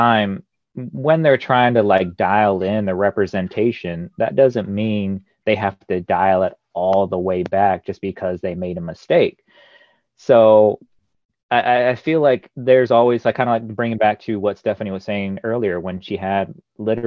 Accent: Arizona, United States; I say that as somebody who's born and raised in Arizona.

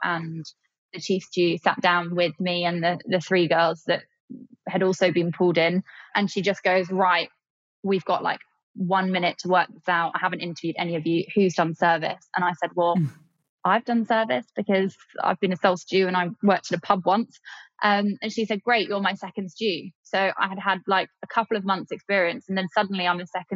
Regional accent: Kent, South East England, United Kingdom; I grew up in Kent, not near the beach

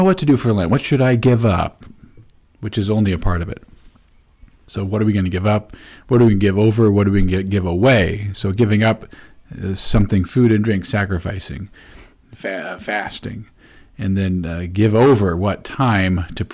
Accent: Peoria, Illinois, United States; moved away; When I was from Peoria, you know, you would go out and eat dinner after Ash Wednesday

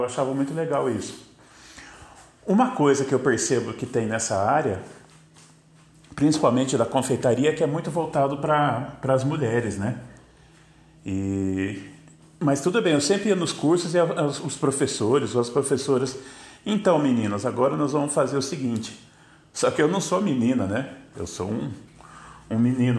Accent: São José dos Campos, São Paulo, Brazil; eu sou de São José dos Campos, São Paulo

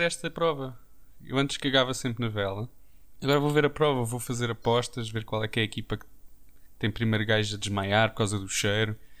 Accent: Portugal; como bons portugueses que somos

